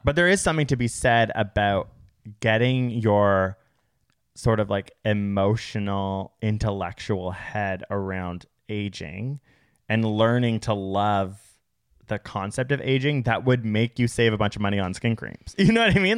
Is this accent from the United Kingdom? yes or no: no; Canada; We live in North America. We're Canadian